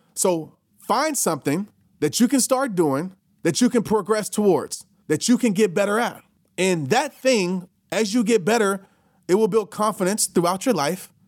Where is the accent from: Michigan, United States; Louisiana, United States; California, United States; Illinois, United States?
Louisiana, United States; New Orleans; when I used to travel when I was a kid from New Orleans to Little Rock to go visit my grandparents